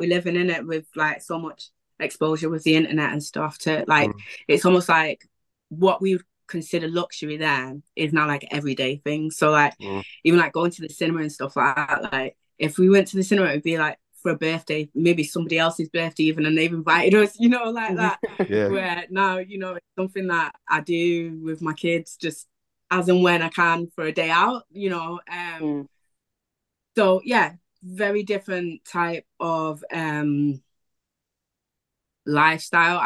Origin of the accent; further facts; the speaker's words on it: Wythenshawe, North West England, United Kingdom; also born or lived in Prestwich; I grew up in Willington